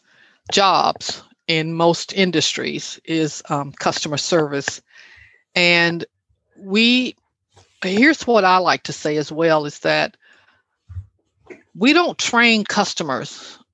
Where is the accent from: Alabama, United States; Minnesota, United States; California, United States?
Alabama, United States; moved away; my hometown in Alabama